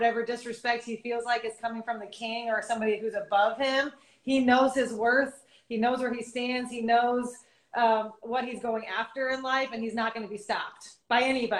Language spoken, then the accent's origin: English; St. Louis, Missouri, United States; I'm from St. Louis, Missouri